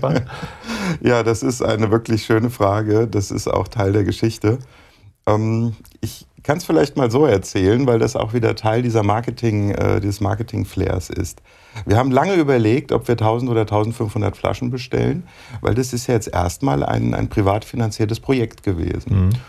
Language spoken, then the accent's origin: German; Gießen, Hesse, Germany; Also ich bin im Vorort von Gießen groß geworden